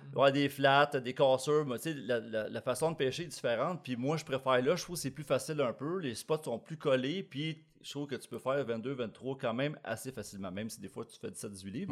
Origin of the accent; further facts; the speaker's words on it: Blainville, Quebec, Canada; also born or lived in Manitoba; je suis pas vraiment d'ici, je viens de Blainville